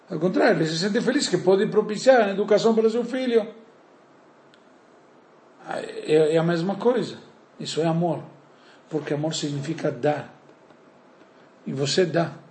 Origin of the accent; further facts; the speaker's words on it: Uruguay; now in Brazil; eu sou uruguaio